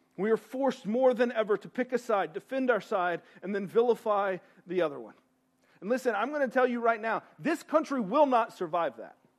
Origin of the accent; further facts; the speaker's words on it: East Tennessee, United States; I'm from East Tennessee.